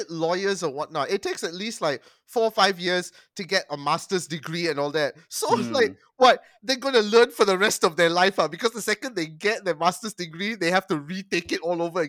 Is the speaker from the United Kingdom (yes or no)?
no; Malaysia; speaking as a Malaysian, come on, our racist undertones are prevalent fucking everywhere.